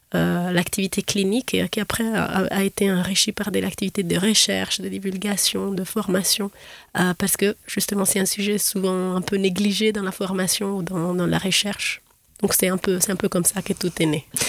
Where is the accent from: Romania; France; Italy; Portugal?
Italy; Florence, Tuscany; moved away as an adult; now in Geneva, Switzerland; J'ai fait mes études de, de, médecine en Italie, à Florence, où je suis née